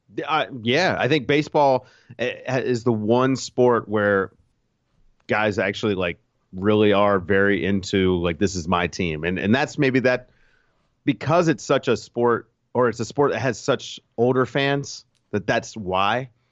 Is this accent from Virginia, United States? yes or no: yes; Virginia, United States; I'm from Virginia, and I grew up a Bulls fan